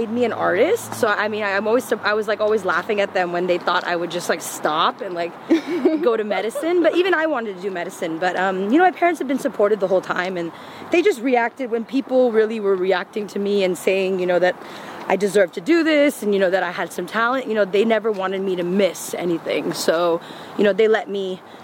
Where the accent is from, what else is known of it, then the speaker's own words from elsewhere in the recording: Claremont, California, United States; also born or lived in India; we were all born here, me and my brothers, my cousins, and I grew up in Claremont, the city of trees and PhDs